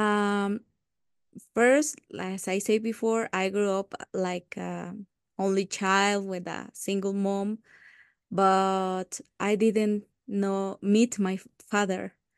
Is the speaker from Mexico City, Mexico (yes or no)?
no; Uruapan, Michoacán, Mexico; I was born in Uruapan, in the state of Michoacán, in Mexico